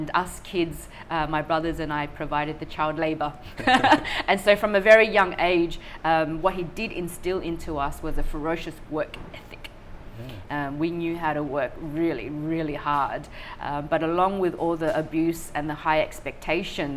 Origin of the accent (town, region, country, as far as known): Sydney, New South Wales, Australia; born or raised there; also born or lived in Vietnam / Thailand